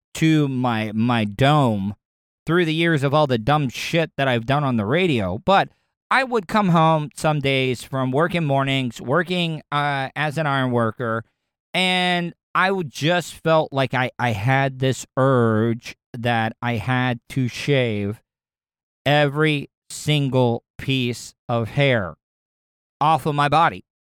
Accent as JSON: {"language": "English", "region": "the South", "country": "United States", "tie": "born or raised there", "said": "growing up in the South"}